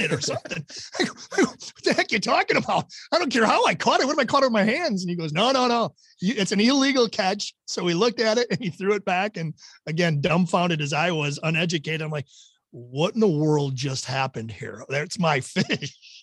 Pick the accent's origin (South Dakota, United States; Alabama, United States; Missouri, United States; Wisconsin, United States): Wisconsin, United States; I grew up in Wisconsin